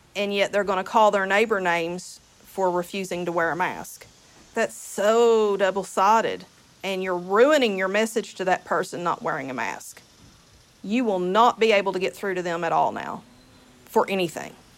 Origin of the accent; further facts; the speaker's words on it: Kentucky, United States; my home state of Kentucky